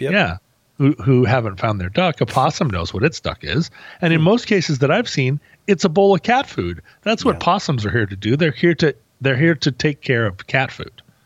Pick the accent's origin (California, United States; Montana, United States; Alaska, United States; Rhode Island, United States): Alaska, United States; I come from Alaska.